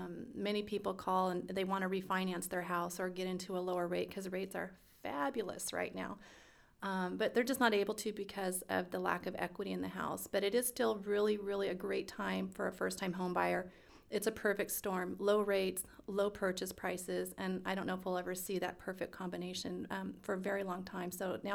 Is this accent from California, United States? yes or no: yes; Stockton, California, United States; I was pretty much raised here, second grades when my family moved.